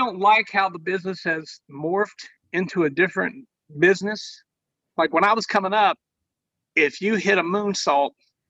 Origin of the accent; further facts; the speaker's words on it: Ohio, United States; I'm a small town kid from southeastern Ohio, just like Joe Burrow, the Heisman Trophy winner. I grew up 10 minutes from where he's from. Small town kid in the poorest region in the state of Ohio.